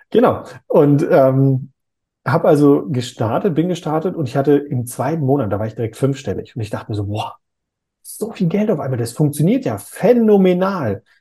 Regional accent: North Rhine-Westphalia, Germany; Ich komme ja ursprünglich aus NRW. Da sagt man, das passt wie Arsch auf Eimer.

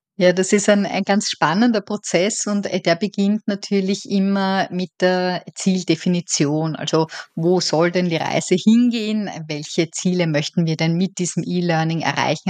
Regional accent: Vienna, Austria; moved away as an adult; also born or lived in Eisenstadt, Burgenland; now in Dublin, Ireland; wie man wahrscheinlich hören kann, ich bin Österreicherin

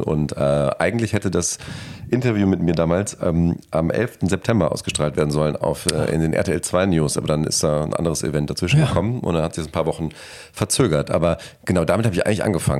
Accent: Krefeld, North Rhine-Westphalia, Germany; moved away as an adult; also born or lived in Australia; Im, mehr oder weniger wunderschönen Krefeld. Ja. Äh, da bin ich größtenteils aufgewachsen

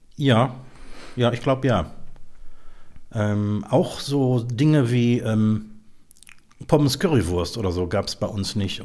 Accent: Mülheim, Germany; moved away; also born or lived in Eifel; in meiner Heimatstadt Mülheim

